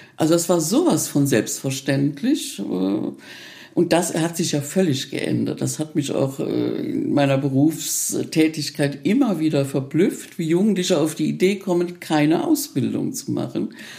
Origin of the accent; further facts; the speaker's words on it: Reichenstein, Rhineland-Palatinate, Germany; mein Heimatdorf. Also es war schon liegt schon sehr verschlafen, dieses Reichenstein.